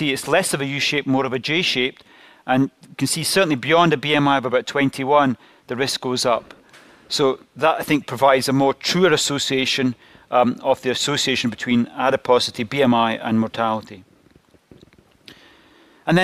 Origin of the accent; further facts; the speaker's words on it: Glasgow, Scotland, United Kingdom; accent: Scottish; I'm from Glasgow and you have to tune into the Scottish accent a little bit